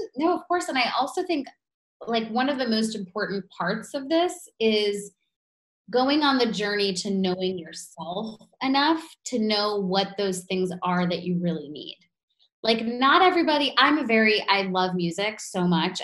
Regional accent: New York, United States; being a New Yorker

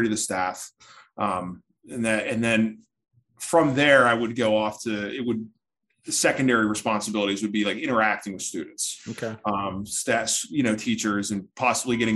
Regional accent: Philadelphia, Pennsylvania, United States; moved away as an adult; also born or lived in Pittsburgh, Pennsylvania; I grew up in the Philadelphia area

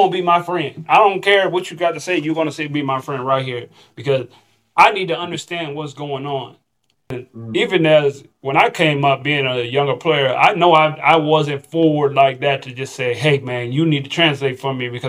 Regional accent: Texas, United States; now in Chile; Don't let that consume your mind as thinking that I'm just I'm coming from Texas and I'm automatically going to be on this.

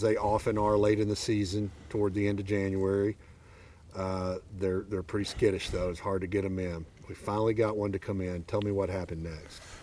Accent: Arkansas, United States; I'm from Arkansas

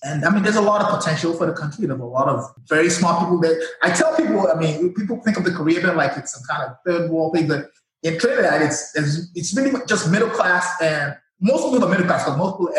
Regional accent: Nigeria; moved away as an adult; I'm from Nigeria, born and raised

